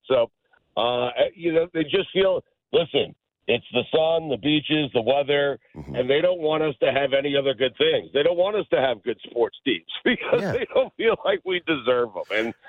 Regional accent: New York, United States; now in Miami, United States; I'm not. I'm from New York.

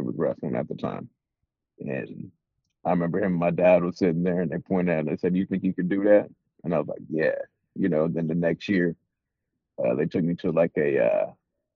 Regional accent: Partridge, Kansas, United States; moved away as an adult; also born or lived in Hutchinson, Kansas; now in San Jose, United States; I'm really from outside of Hutchinson. I'm from a little town called Partridge

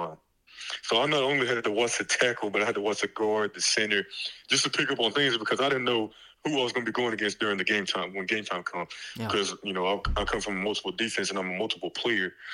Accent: Dallas, Texas, United States; moved away as an adult; also born or lived in Los Angeles, California; I'm from Dallas, Texas

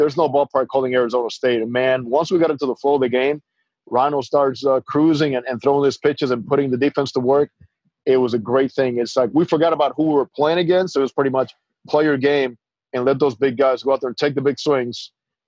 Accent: Dominican Republic; moved away as an adult; I grew up in the Dominican all through high school.

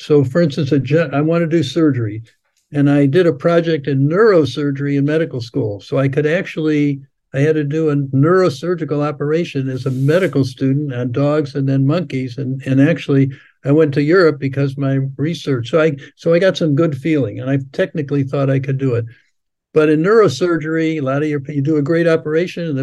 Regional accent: Cleveland, Ohio, United States; now in Florida, United States; I was born and raised in Cleveland, Ohio.

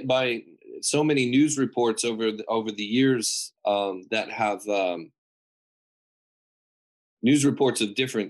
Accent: San Marino, California, United States; We grew up together in San Marino, California.

